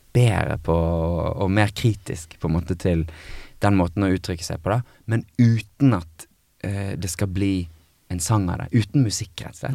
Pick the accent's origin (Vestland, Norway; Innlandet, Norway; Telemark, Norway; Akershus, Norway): Vestland, Norway; Bergen; moved away as an adult; also born or lived in Los Angeles; Og så var jeg hjemme i Bergen hos min mor